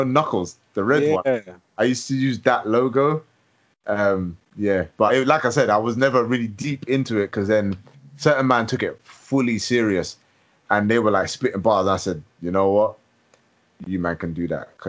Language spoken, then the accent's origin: English; London, United Kingdom; also born or lived in Edinburgh; growing up in London